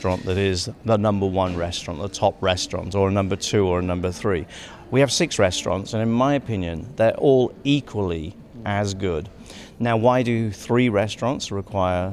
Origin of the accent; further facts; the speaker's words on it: England, United Kingdom; I'm English